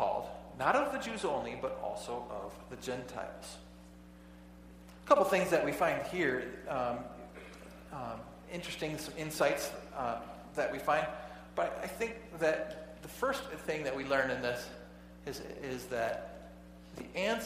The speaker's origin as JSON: {"language": "English", "country": "United States", "said": "I'm an American"}